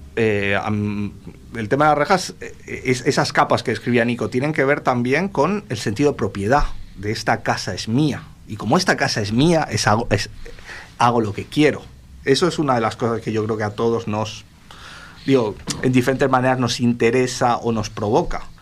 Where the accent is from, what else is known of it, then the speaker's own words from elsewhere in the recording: Uruguay; yo soy medio uruguayo, de hijo de inmigrantes gallegos también, yugoslavos, franceses, un poco como muchos uruguayos